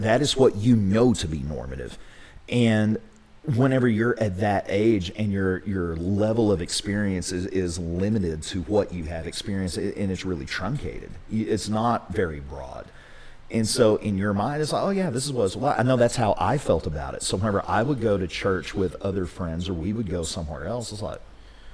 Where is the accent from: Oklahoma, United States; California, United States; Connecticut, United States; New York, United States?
Oklahoma, United States; Ringling; growing up and being homeschooled and growing up in Ringling, which is a very small town